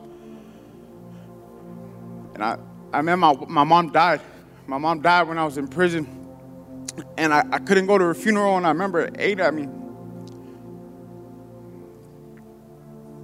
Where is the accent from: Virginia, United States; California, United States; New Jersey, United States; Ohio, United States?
California, United States; San Diego; I grew up in a neighborhood. I'm from San Diego, and so the neighborhood I grew up in wasn't the best